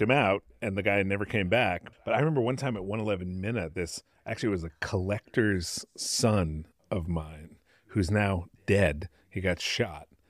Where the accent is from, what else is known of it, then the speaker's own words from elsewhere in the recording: Connecticut, United States; now in San Francisco, United States; a house that I grew up in in Connecticut